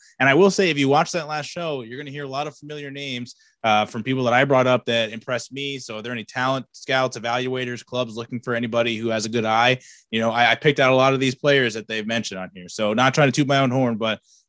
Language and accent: English; New Jersey, United States; I'm from Jersey.